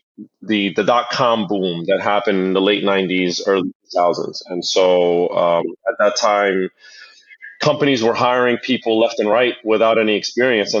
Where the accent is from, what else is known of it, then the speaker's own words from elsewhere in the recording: Jersey City, New Jersey, United States; growing up in Jersey City, going to the laundromat with my parents